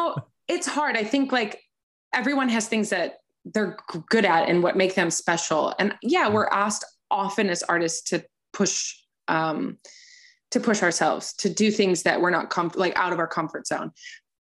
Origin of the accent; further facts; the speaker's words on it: United States; as an American artist